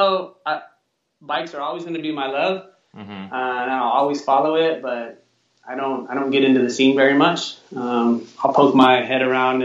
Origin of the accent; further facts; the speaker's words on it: Sacramento, California, United States; Born and raised in Sacramento